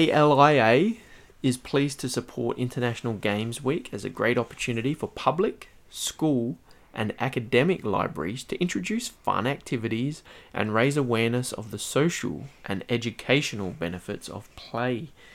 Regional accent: Australia; We're from Australia.

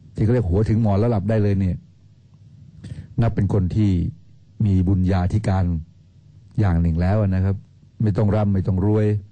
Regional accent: Thailand; เราคนไทย

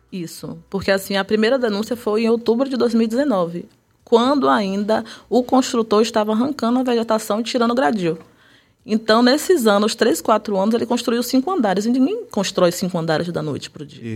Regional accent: Salvador, Bahia, Brazil; sou do bairro da Liberdade, nascida e criada lá

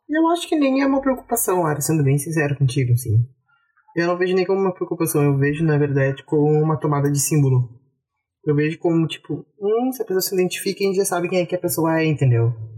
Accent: Brazil; a gente é brasileiro

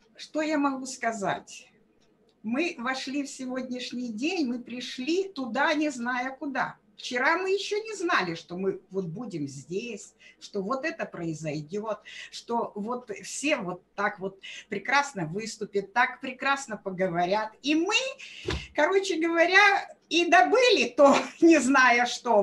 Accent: Ukraine; also born or lived in Russia; Я сама с Украины

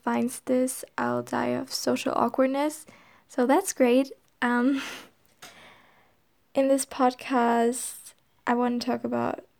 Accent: Germany; accent: German; first language German; English is a second language; My first language is German. Maybe you can hear that in the accent

